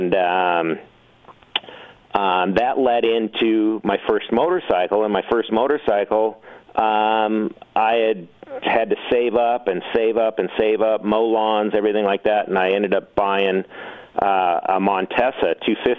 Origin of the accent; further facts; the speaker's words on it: Southern California, United States; I was raised in Southern California